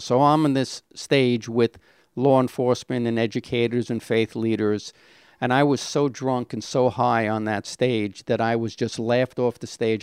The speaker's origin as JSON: {"language": "English", "town": "New York City", "region": "New York", "country": "United States", "tie": "born or raised there", "said": "I was born in Brownsville. A little of a rough area"}